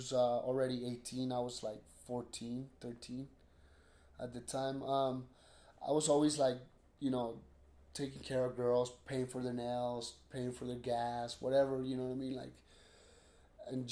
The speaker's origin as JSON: {"language": "English", "area": "33rd South and 9th East", "region": "Utah", "country": "United States", "tie": "born or raised there", "also_born_or_lived": "Sandy, Utah", "said": "33rd South and 9th East. There's a little school right there."}